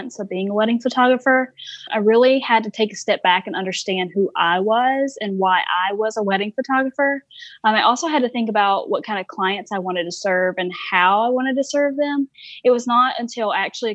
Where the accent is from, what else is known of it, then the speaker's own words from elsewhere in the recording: Warner Robins, Georgia, United States; now in South Carolina, United States; I'm actually from Robbins, Georgia. I was born and raised there